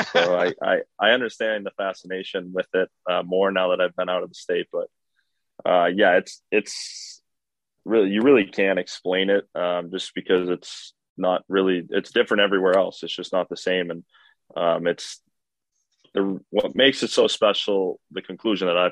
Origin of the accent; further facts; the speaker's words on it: Minnesota, United States; moved away as an adult; growing up in Minnesota